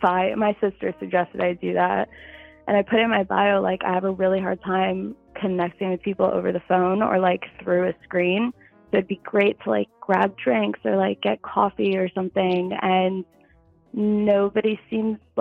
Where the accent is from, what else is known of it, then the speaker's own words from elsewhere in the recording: New Jersey, United States; moved away as an adult; now in Philadelphia, United States; I'm from New Jersey, like close to New York, but I live in Philly now.